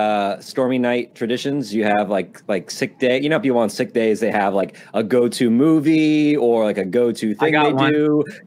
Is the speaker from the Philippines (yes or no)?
yes; Philippines; moved away; I grew up in the Philippines. That's where I was born